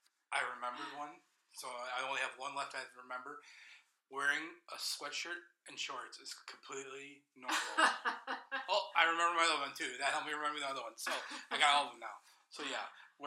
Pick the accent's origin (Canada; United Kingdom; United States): United States; Alpena, Michigan; oh, I'm from Alpena.